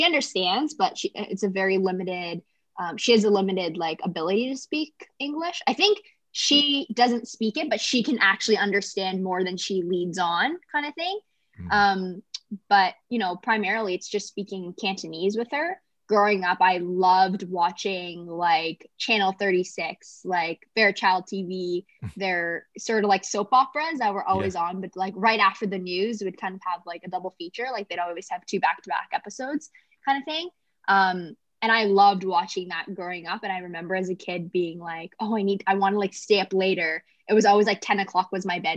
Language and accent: English; Canada; also born or lived in Kingston / Toronto; I was born in Canada